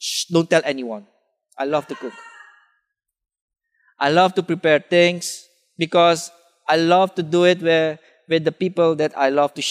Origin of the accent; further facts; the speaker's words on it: Suriname; moved away; I grew up in Suriname